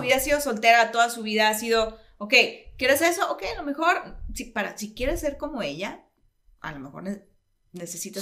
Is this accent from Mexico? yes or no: yes; Mexico; siendo como buenos latinoamericanos y mexicanos, somos muy religiosos